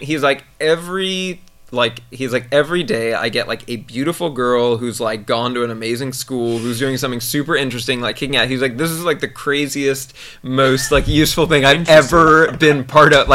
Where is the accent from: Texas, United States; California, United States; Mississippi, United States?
California, United States; Silicon Valley; I grew up here and in the Silicon Valley